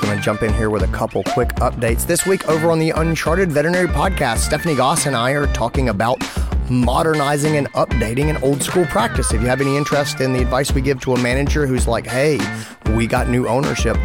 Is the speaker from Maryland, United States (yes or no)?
no; Greenville, South Carolina, United States; here in my hometown, Greenville, South Carolina